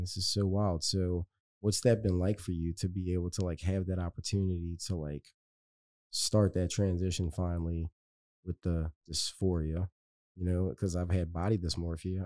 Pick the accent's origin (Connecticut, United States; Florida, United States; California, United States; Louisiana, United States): Louisiana, United States; West Bank; I'm from the West Bank